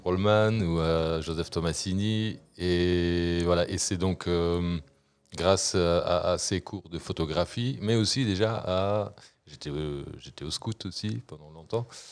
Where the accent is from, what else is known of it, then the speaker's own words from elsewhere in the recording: Luxembourg; also born or lived in Brussels; en tant que bon luxembourgeois